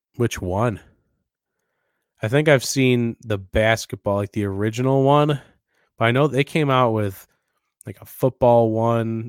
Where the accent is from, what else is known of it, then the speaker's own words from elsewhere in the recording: Pulaski, United States; my hometown of Pulaski